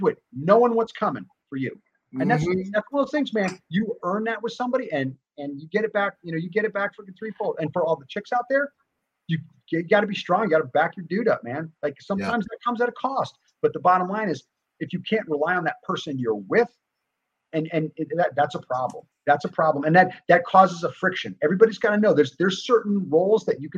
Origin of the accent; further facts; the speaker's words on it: New Jersey, United States; moved away; I grew up back East. I grew up in New Jersey